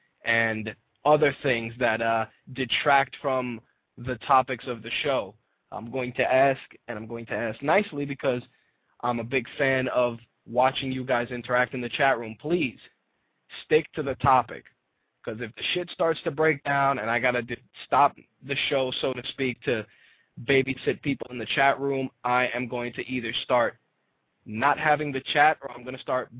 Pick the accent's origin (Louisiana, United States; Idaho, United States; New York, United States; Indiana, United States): New York, United States; New York City; As a New Yorker, it is a prerequisite that I am going to support my New York teams